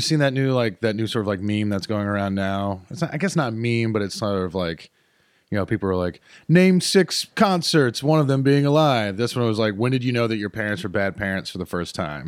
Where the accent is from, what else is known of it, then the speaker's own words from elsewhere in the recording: High Point, North Carolina, United States; moved away; also born or lived in Greensboro, North Carolina / Winston-Salem, North Carolina; I was born in Greensboro Hospital. I grew up in High Point, and I went to school in Winston-Salem. I am Piedmont Triad through and through